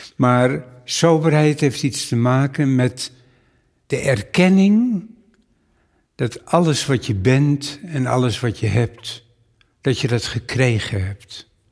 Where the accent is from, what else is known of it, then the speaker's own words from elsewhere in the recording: Amsterdam, North Holland, Netherlands; Ik kom uit Amsterdam. Wij woonden in de Bosse Lommer